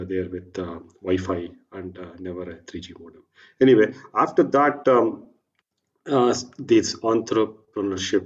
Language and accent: English; Bangalore, Karnataka, India; I was born and brought up in Bangalore